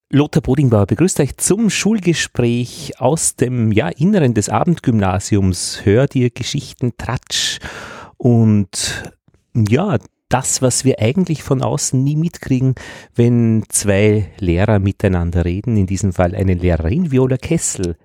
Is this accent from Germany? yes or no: no; Braunau am Inn, Upper Austria, Austria; moved away; also born or lived in Altheim, Upper Austria; ich komme aus Braunau